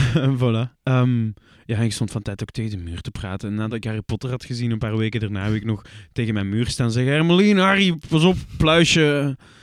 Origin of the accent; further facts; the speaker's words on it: Flanders, Belgium; Persoonlijk ben ik een Vlaming